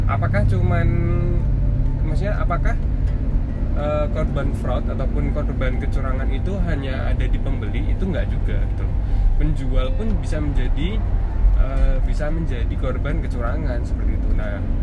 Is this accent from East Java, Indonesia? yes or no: no; Yogyakarta, Special Region of Yogyakarta, Indonesia; accent: medok (Javanese); aku asli Jawa Jawa ya asli jadi asli Jogja